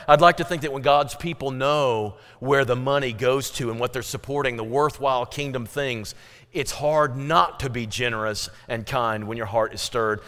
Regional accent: Fredericktown, Missouri, United States; growing up in Frederick Town, Missouri, we had potluck meals

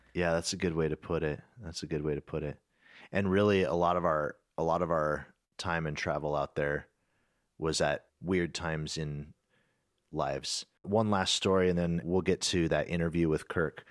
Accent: United States; being an American

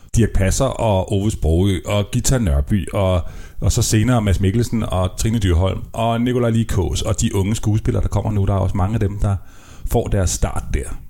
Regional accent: Copenhagen, Capital Region of Denmark, Denmark; jeg er københavner

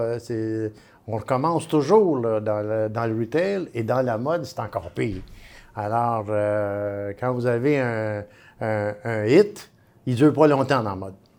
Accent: Montreal, Quebec, Canada; moi, je suis un vrai Montréalais

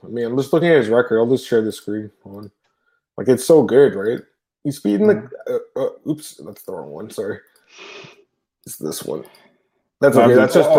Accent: Canada; I'm Canadian, right?

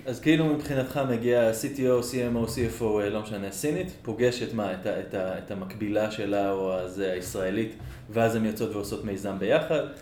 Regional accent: Israel; אני ישראלי

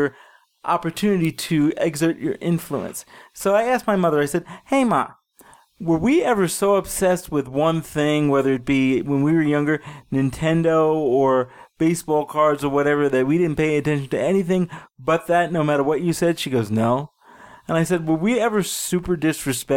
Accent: New York City, New York, United States; now in Denver, United States; I grew up in Brooklyn, and it was a shithole.

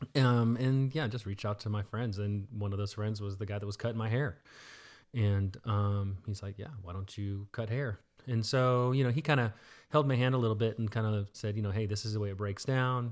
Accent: Dallas, Texas, United States; also born or lived in Florida / Garland, Texas; I say I'm from Dallas

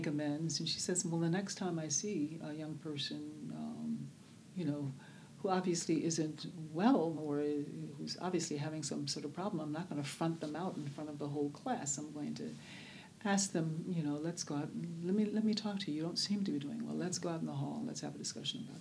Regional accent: Birmingham, Alabama, United States; now in Oakland, United States; I was born in Birmingham, Alabama, which we there knew as Bombingham, Alabama

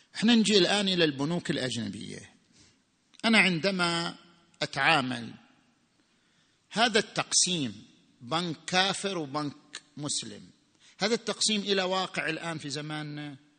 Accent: Saudi Arabia; عندنا في السعودية

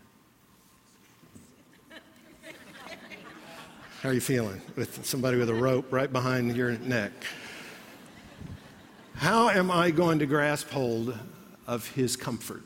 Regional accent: Alabama, United States; I grew up in Alabama

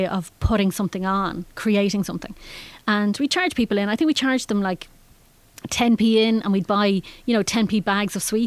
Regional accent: Howth, Leinster, Ireland; moved away as an adult; also born or lived in Germany; I grew up in Howth and didn't actually realise how fantastic it was until I left

